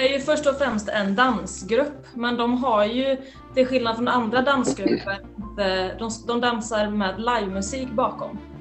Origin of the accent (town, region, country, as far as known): Skara, Västra Götaland, Sweden; born or raised there; also born or lived in Santiago, Chile